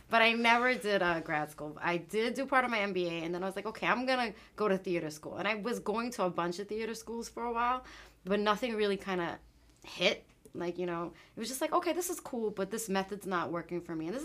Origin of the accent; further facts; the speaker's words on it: Queens, New York, United States; I'm from Queens. I'm from Queens. You know.